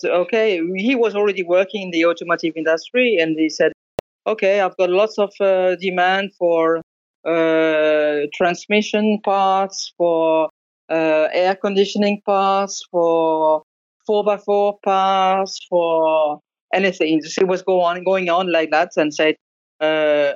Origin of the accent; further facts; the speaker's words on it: Alsace, Grand Est, France; English is a second language; moved away; also born or lived in northern England; I grew up in Alsace, which is a little part of the northeastern part in France, very close to Germany.